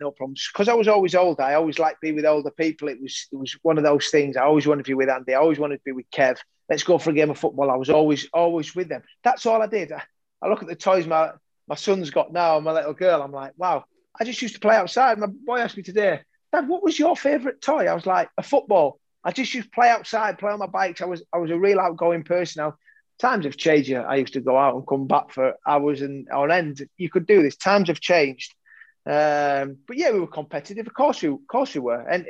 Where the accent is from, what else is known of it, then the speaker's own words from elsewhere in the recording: Yorkshire and the Humber, United Kingdom; growing up in Yorkshire, playing in the garden, playing on the streets